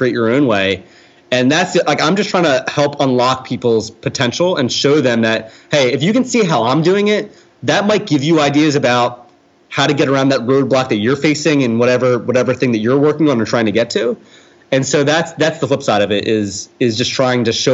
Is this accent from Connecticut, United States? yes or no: no; New Jersey, United States; I'm from South Jersey, where the area code was 856